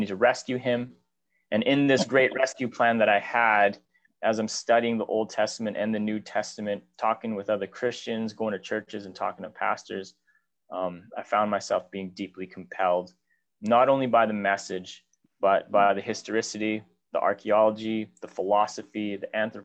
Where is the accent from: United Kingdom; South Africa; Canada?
Canada; Whitehorse, Yukon; also born or lived in Victoria, British Columbia; I was born in Whitehorse, Yukon. My sister and I were both born here.